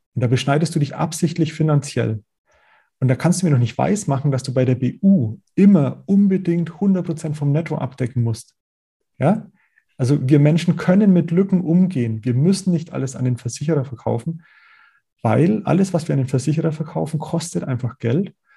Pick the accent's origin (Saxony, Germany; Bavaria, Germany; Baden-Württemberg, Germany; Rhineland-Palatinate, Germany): Bavaria, Germany; Middle Franconia, Nuremberg area; accent: Franconian; ich bin selber gebürtiger Mittelfranke aus, aus dem Nürnberger Raum